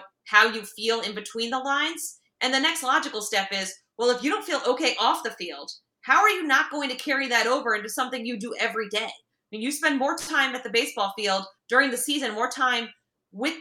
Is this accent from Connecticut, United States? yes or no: yes; Connecticut, United States; now in Maryland, United States; I'm from Connecticut